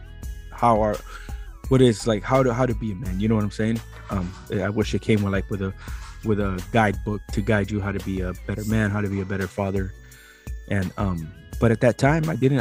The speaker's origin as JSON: {"language": "English", "town": "San Diego", "region": "California", "country": "United States", "tie": "born or raised there", "said": "I was born in San Diego, the 80s. Born at a UCSD."}